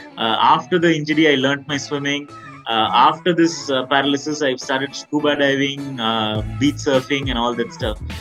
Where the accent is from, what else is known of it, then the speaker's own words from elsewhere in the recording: Tiruchirappalli, Tamil Nadu, India; born and brought up in Trichy, a town in South India